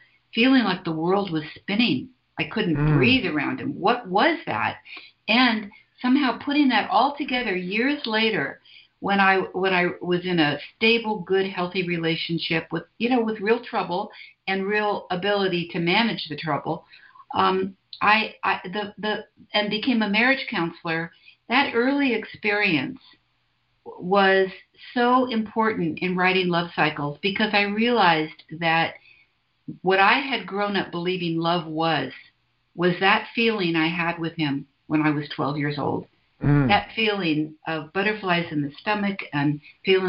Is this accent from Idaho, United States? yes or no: no; San Francisco, California, United States; I was born in San Francisco, 1944. So I've been around a while, and I came sort of into my, I don't know if it was growing up, but I sort of came of age in the 60s in San Francisco.